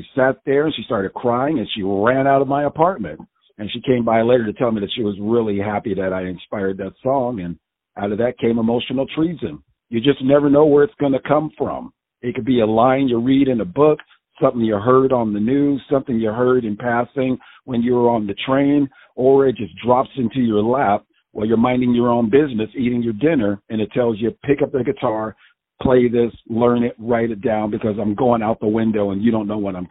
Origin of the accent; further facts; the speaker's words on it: Long Island, New York, United States; I'm from Long Island, New York